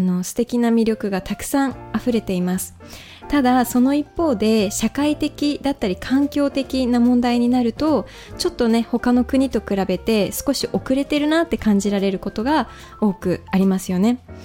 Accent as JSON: {"language": "Japanese", "country": "Japan", "tie": "born or raised there", "said": "日本で生まれ育って、あの、まあ、幼い頃から結構海外を行き来しながら、あの、育ってきました"}